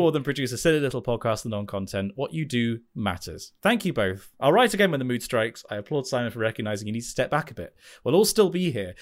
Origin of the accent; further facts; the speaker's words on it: United Kingdom; if you're in the U K